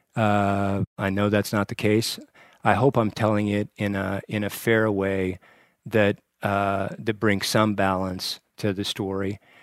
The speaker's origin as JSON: {"language": "English", "town": "Torrington", "region": "Wyoming", "country": "United States", "tie": "born or raised there", "also_born_or_lived": "Lovell, Wyoming / Washington, D.C.", "moved": "as an adult", "said": "was born and raised in Port in Lovell, Wyoming, and, uh, went to junior high and high school in Torrington, Wyoming, in the southeastern corner of the state"}